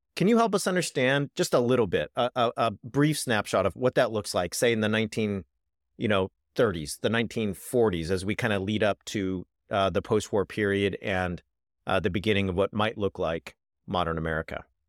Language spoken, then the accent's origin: English; Richard Nixon's hometown, California, United States; moved away as an adult; also born or lived in Oxford, England; I come from Richard Nixon's hometown